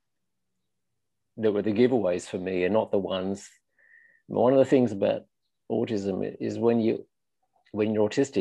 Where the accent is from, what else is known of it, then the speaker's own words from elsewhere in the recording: Australia; moved away as an adult; also born or lived in London, United Kingdom / Belgium; now in Paris, France; I grew up in Australia in small towns in the middle of nowhere, mostly